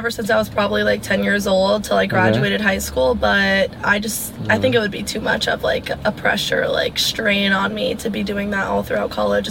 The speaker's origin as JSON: {"language": "English", "town": "Naples", "region": "Florida", "country": "United States", "also_born_or_lived": "Auburn, Alabama", "said": "I'm from Florida, which is like the south"}